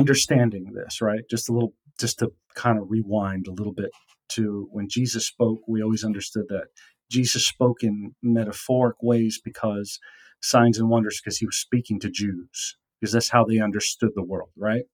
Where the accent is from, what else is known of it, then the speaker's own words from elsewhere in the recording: United States; me growing up in the United States